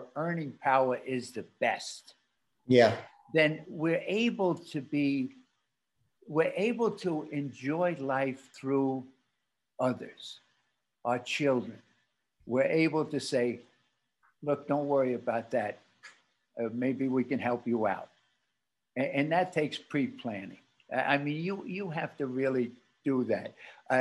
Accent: New York City, New York, United States; my wife and I were born in Brooklyn

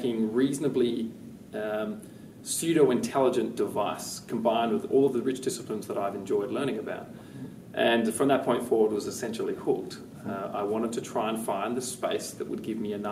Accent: West Coast of Australia, Western Australia, Australia; I grew up on the West Coast

